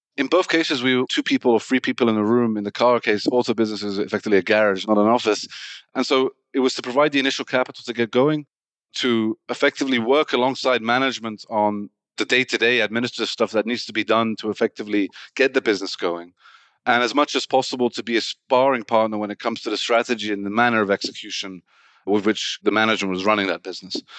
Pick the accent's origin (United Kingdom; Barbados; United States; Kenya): United Kingdom; England; Born in the U K, but originally Iranian